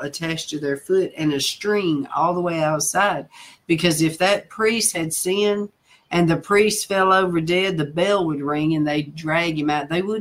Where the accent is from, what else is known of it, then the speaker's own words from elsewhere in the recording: Nashville, Tennessee, United States; moved away; my accent just tells, you know. And so I told him I was from Nashville